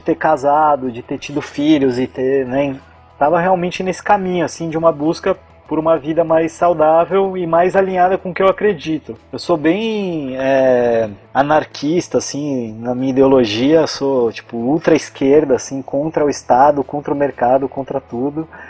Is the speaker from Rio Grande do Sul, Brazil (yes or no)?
no; São Paulo, Brazil; moved away as an adult; also born or lived in Florianópolis, Brazil; eu só estudei lá, eu sou de São Paulo